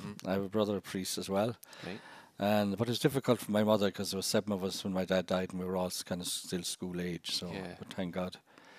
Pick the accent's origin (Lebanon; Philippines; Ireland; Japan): Ireland; Cashel, Munster; moved away as an adult; also born or lived in Grenada / South Africa / Scotland / Dublin; Yeah, I was born in County Tipperary. I grew up on a farm